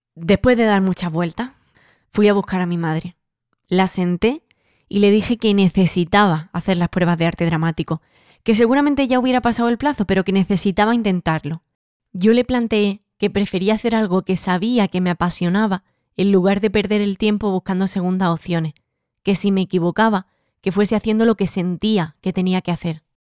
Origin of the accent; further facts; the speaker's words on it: San José, Andalusia, Spain; la plaza de mi pueblo, en San José